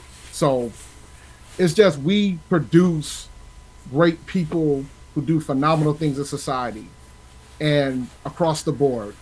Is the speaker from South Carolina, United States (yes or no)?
yes; Columbia, South Carolina, United States; I'm from Columbia, South Carolina.